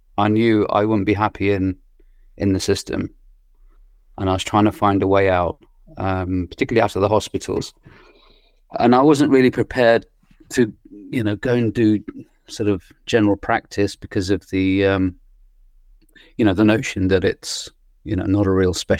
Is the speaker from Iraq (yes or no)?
yes; Iraq; moved away; I was born in Iraq in a religious and political family.